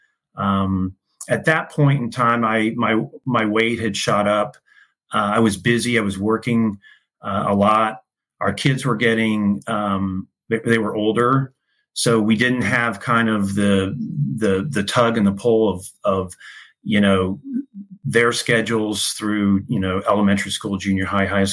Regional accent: Indianapolis, Indiana, United States; moved away as an adult; also born or lived in Illinois; I grew up in Indianapolis. I was one of four sons. My mom and dad raised us in Indianapolis

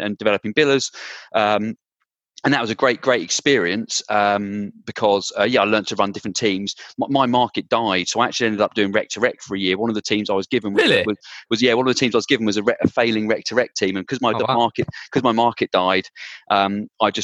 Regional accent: Bedfordshire, East of England, United Kingdom; I grew up in Bedfordshire, kind of between Milton Keynes and Bedford.

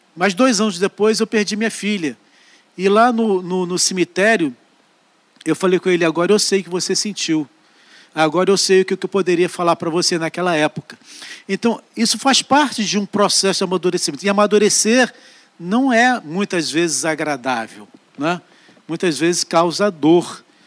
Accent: Barbacena, Minas Gerais, Brazil; Quando eu era jovem, lá em Barbacena, é, eu comecei minha vida é, com Cristo

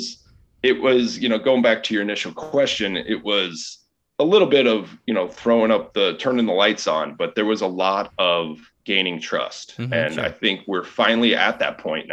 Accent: Chicago, Illinois, United States; I've lived here pretty much my whole life

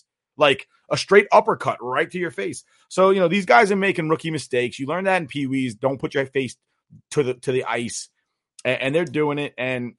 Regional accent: New York, United States; I'm from New York.

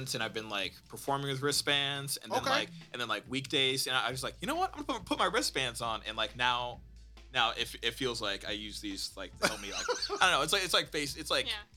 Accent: Ann Arbor, Michigan, United States; growing up in Ann Arbor

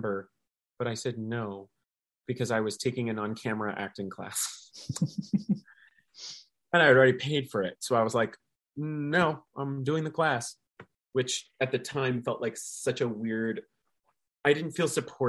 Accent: Walnut Creek, California, United States; moved away as an adult; also born or lived in Michigan; now in New York City, United States; I was raised in Walnut Creek, California in the East Bay, and grew up doing theater there. And then I went to the University of Michigan for college studying musical theater. And then I moved to New York City and here we are.

